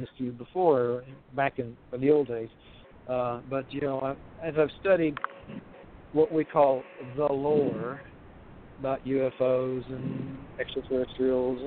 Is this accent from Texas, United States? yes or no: no; Monette, Arkansas, United States; moved away; also born or lived in Jonesboro, Arkansas / Memphis, Tennessee; It's the little town of Monette, Arkansas.